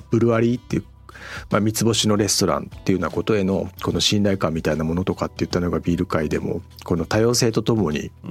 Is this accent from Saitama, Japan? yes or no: yes; Kawagoe, Saitama, Japan; 私もあの埼玉の川越の出身ってご紹介いただ